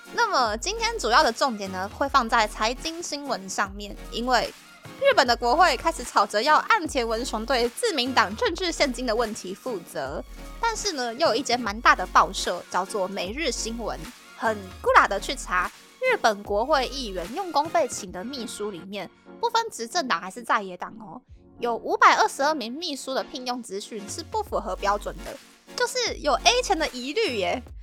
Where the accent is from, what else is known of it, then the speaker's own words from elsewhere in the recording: Taiwan; moved away as an adult; also born or lived in Japan; now in Tokyo, Japan; 在台湾毕业的我呢